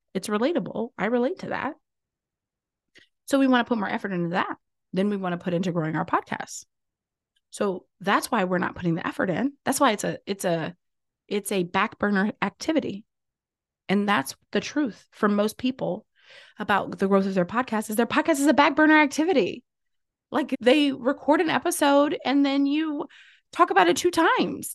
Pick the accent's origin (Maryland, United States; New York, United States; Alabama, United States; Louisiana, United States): Louisiana, United States; I'm from Louisiana